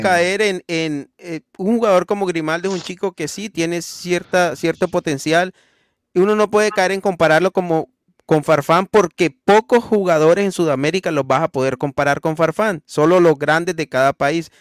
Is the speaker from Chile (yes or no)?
no; Santa Marta, Magdalena, Colombia; moved away; el pibe es de la ciudad de donde yo soy, el pibe es de Santa Marta